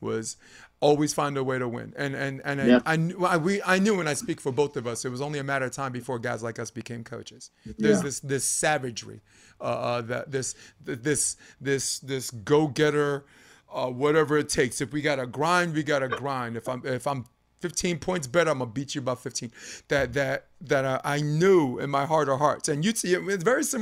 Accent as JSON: {"language": "English", "town": "New York City", "region": "New York", "country": "United States", "tie": "born or raised there", "said": "I'm a New York guy, but I'm born and raised in Brooklyn."}